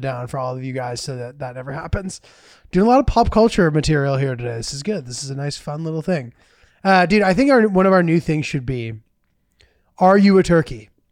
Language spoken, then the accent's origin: English; Northeast, United States